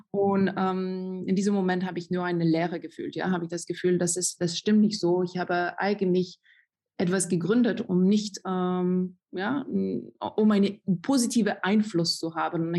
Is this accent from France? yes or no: yes; France; German is a second language; moved away as an adult; now in Germany; ich bin Französin und eigentlich nur in Deutschland seit zwölf